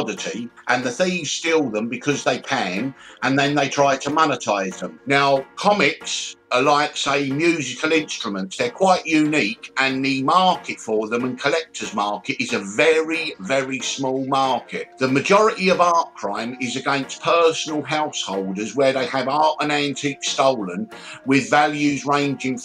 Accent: Brighton, South East England, United Kingdom; I was born in Brighton on the south coast of the UK in 1964

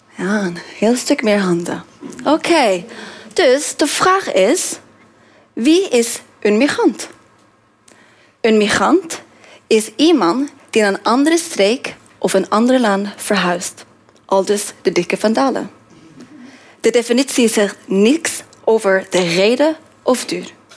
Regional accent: Norway; Dutch is a second language; moved away as an adult; also born or lived in Korea / Australia / Indonesia / Tajikistan; now in Netherlands; ik kom uit Noorwegen

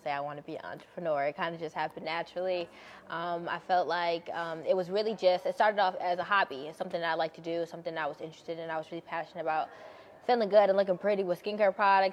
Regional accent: Buffalo, New York, United States; I'm born and raised in Buffalo, New York

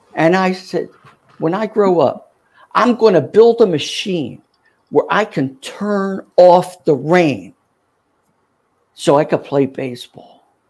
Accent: Philadelphia, Pennsylvania, United States; accent: Philly; also born or lived in Atlanta, Georgia / Cincinnati, Ohio; this is my hometown

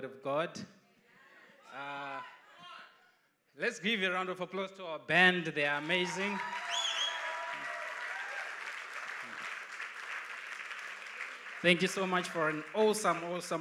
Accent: Zimbabwe; moved away; I'm from Zimbabwe

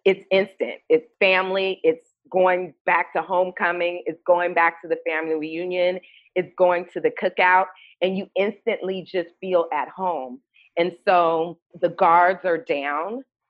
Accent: Los Angeles, California, United States; also born or lived in Washington, D.C.; I grew up in Southern California and I went to a predominantly white middle school and high school in Brentwood, California, and in Pacific Palisades, California.

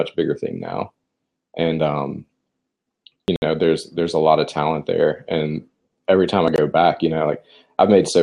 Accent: Lake Charles, Louisiana, United States; also born or lived in Baton Rouge, Louisiana; Grew up in Louisiana.

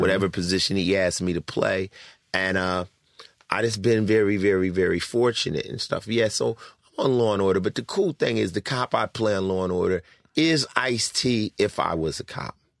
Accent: Los Angeles, California, United States; also born or lived in Newark, New Jersey / Summit, New Jersey; I came out to Los Angeles to live with my father's sister, my aunt, and, uh, I started off going to junior high out here in Culver City at Palms

